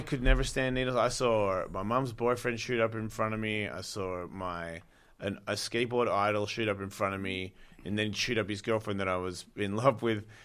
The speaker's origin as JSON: {"language": "English", "country": "Australia", "moved": "yes", "lives_now": "United States"}